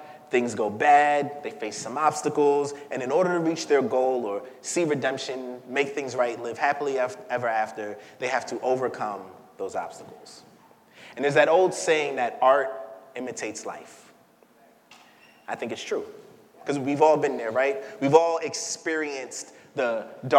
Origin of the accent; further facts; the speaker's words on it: New York City, New York, United States; I'm from Crown Heights, and I'm from Crown Heights back when it was Crown Heights